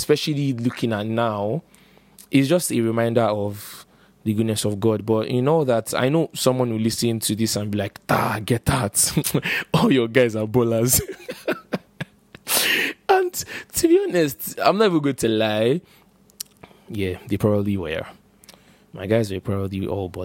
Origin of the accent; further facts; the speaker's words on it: Port Harcourt, Rivers State, Nigeria; I grew up in Port Harcourt